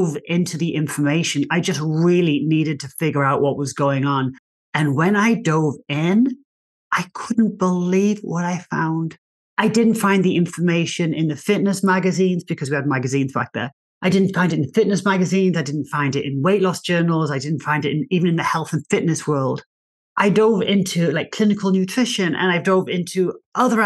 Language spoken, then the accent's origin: English; England, United Kingdom; accent: English; moved away as an adult; also born or lived in Australia; now in United States; So I'm English. You might be able to tell by my accent. I'm English.